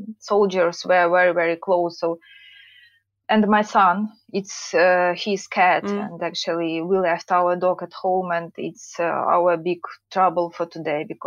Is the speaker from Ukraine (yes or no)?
yes; Poltava Oblast, Ukraine; English is a second language; moved away as an adult; now in United Kingdom; We live in the central part of Ukraine. We lived in Poltavska region, it's called, so it's very close to Kiev.